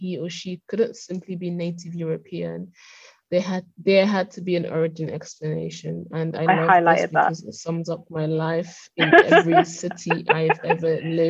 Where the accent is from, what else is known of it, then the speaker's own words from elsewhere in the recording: London, United Kingdom; moved away; also born or lived in Berlin / Lisbon / Oxford; I'm just always like, I'm from London, because I have come from London.